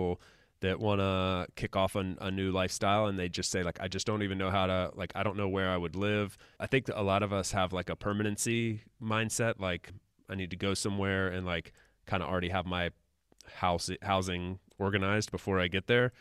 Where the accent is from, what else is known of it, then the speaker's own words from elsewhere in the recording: United States; moved away; thriving in my home country